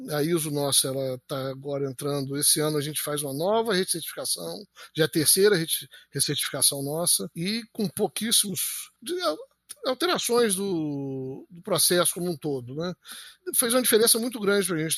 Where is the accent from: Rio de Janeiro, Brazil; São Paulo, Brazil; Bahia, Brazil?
Rio de Janeiro, Brazil; Campos dos Goytacazes; a gente decidiu voltar para Campos